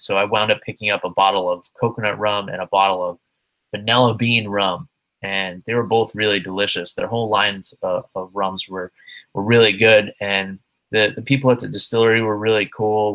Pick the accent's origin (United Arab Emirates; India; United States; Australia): United States; New York; the very disappointing state of New York, which I'm ashamed to call my home state